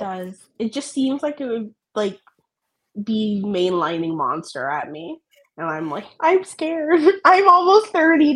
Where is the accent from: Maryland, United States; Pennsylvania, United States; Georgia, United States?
Maryland, United States; moved away; I'm from Maryland originally